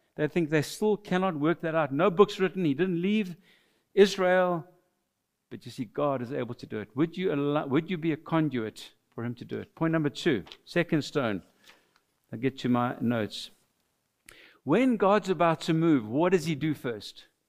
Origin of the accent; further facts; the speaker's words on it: Mauritius; first language French; English is a second language; now in South Africa; we're from South Africa, but we are natives of the island of Mauritius, so we are immigrants to South Africa. We are French speaking origin